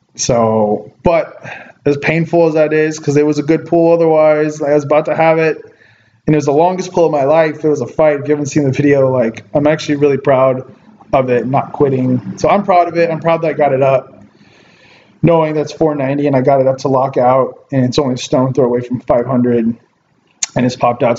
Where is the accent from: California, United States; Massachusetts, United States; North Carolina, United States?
California, United States; Ventura; here in my hometown of Ventura